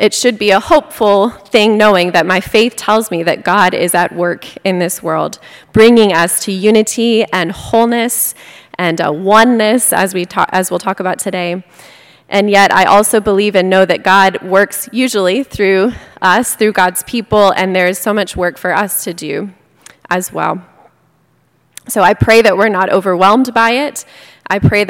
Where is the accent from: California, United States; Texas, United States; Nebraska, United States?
Texas, United States; Fort Worth; born and raised in Fort Worth